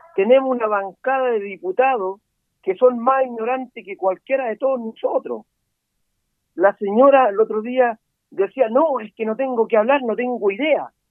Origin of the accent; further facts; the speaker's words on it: Guangualí / La Ligua area, Valparaíso, Chile; Yo soy de Guantelauquén